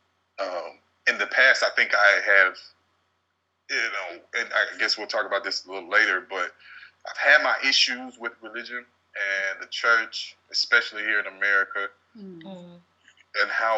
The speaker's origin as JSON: {"language": "English", "town": "Hope", "country": "United States", "said": "I'm from Hope. Y'all got to understand, I'm country and I'm a little hood."}